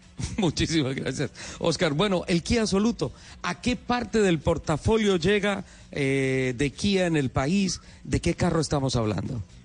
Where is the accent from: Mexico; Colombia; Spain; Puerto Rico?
Colombia; San Gil, Santander; moved away; Esa es mi tierra, es mi cuna